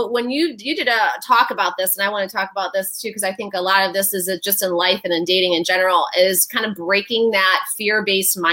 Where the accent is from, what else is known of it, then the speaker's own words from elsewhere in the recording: Detroit, Michigan, United States; I am from Detroit